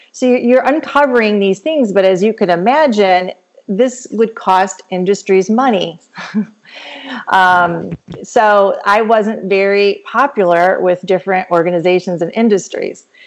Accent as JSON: {"language": "English", "region": "Michigan", "country": "United States", "also_born_or_lived": "Kansas City, Missouri / Florida", "moved": "as an adult", "lives_now": "Georgia, United States", "said": "I'm originally from Michigan"}